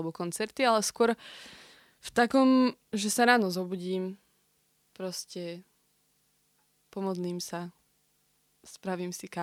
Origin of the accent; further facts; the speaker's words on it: Prievidza, Trenčín Region, Slovakia; Pochádzam z Prievidze, ale korene mám na Novej Bani.